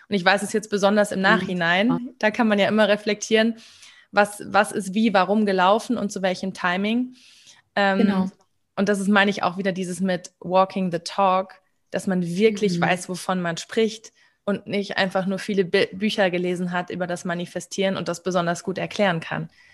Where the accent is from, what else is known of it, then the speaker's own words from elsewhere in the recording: Germany; ich bin in Deutschland aufgewachsen